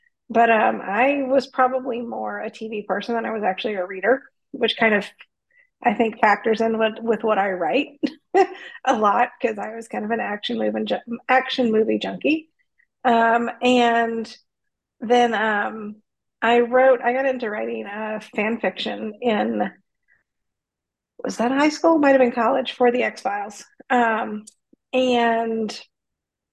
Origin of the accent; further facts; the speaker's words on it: North Carolina, United States; moved away as an adult; also born or lived in Bay Area, California / San Diego, California; from North Carolina originally